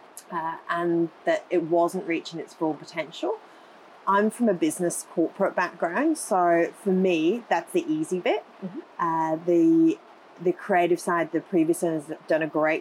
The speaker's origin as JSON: {"language": "English", "country": "United Kingdom", "also_born_or_lived": "Gold Coast, Australia", "moved": "as an adult", "lives_now": "Coomera, Australia", "said": "I'm originally from the UK"}